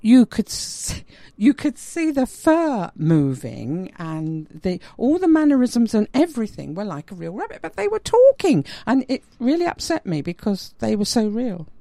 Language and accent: English; London, United Kingdom; me being a Londoner